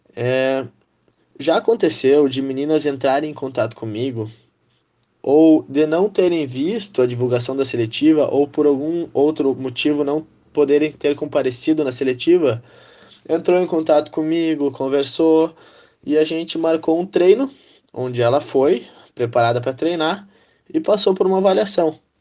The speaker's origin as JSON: {"language": "Portuguese", "town": "Santa Maria", "region": "Rio Grande do Sul", "country": "Brazil", "said": "Saí de Santa Maria para jogar vôlei, né? Não fiquei sempre aqui"}